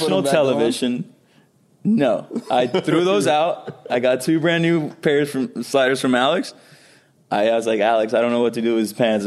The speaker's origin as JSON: {"language": "English", "country": "Puerto Rico", "tie": "born or raised there", "moved": "yes", "said": "growing up in Puerto Rico, baseball is definitely a number one sport."}